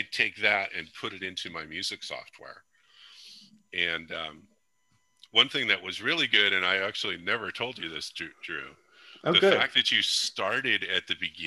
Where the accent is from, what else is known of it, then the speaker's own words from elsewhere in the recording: California, United States; moved away as an adult; now in Arkansas, United States; I'm originally from California. I moved to Arkansas a couple years ago